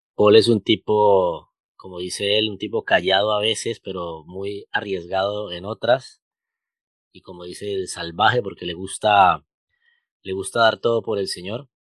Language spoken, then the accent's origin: Spanish; Colombia; los colombianos somos muy hablados